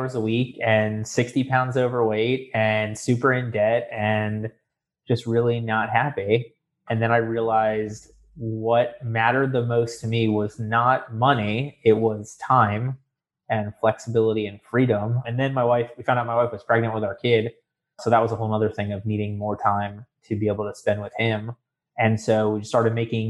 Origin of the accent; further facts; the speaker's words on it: South Florida, United States; moved away as an adult; now in Orlando, United States; I grew up in South Florida. I came up to Orlando to go to the University of Central Florida